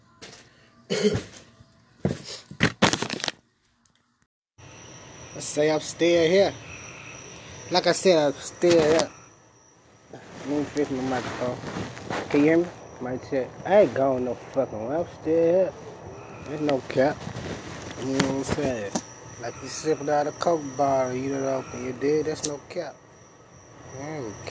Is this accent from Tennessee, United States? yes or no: yes; Memphis, Tennessee, United States; I'm from North Memphis